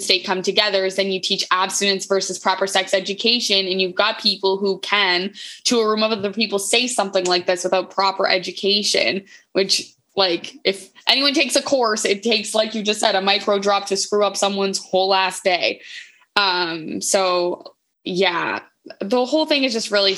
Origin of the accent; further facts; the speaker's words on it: Moncton, New Brunswick, Canada; I'm from Moncton